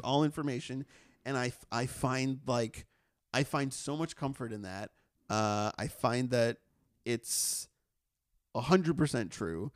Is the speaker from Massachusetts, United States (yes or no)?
yes; Massachusetts, United States; moved away; where I grew up in Massachusetts